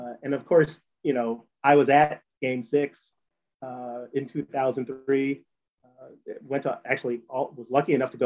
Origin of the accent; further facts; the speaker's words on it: Evanston, Illinois, United States; I was born in Evanston.